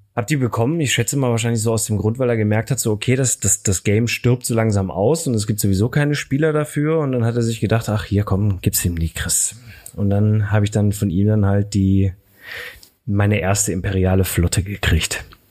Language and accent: German; Aachen, North Rhine-Westphalia, Germany; ich komme aus Aachen